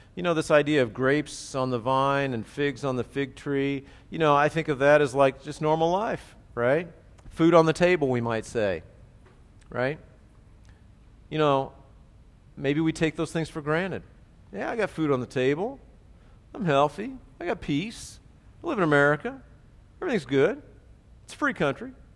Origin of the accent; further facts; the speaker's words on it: United States; I'm an American